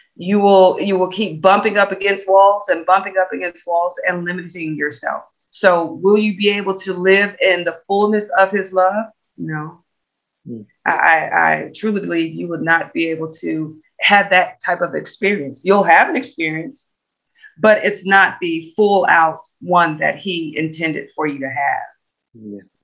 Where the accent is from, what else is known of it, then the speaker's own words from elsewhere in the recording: Natchez, Louisiana, United States; now in Texas, United States; I'm originally from Louisiana